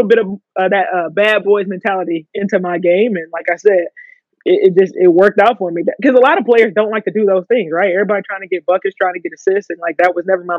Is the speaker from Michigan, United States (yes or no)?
yes; Detroit, Michigan, United States; came up in Detroit playing basketball